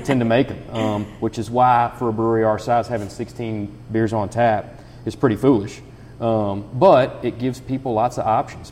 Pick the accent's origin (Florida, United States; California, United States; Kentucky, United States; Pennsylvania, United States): Kentucky, United States; Nicholas County; also born or lived in Paris, Kentucky; now in Harrison County, United States; I am from Nicholas County